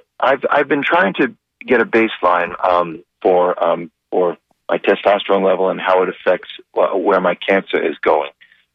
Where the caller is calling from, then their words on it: Sarasota, Florida, United States; Hey, doctor. How are you? … from Sarasota.